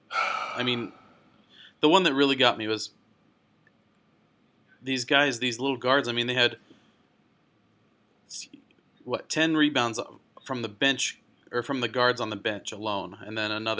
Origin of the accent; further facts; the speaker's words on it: Plano, Texas, United States; I am from Dallas originally, born and raised in Plano, Texas, just north of Dallas